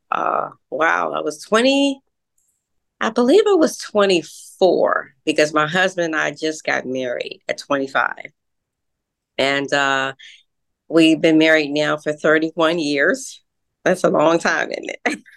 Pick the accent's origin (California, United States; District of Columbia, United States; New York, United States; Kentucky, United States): District of Columbia, United States; Washington; we reside uh, in the suburbs, uh, Washington D.C. area.